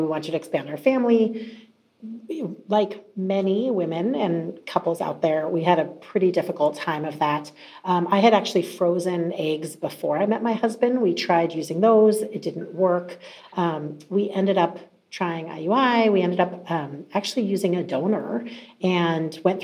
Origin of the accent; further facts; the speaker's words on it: Mesa, Arizona, United States; moved away; grew up in Mesa, Arizona, a long way from where I live now